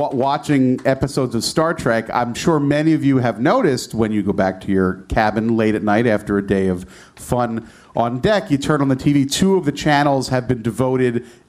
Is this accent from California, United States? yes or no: no; New Jersey, United States; I'm from New Jersey. I am from New Jersey.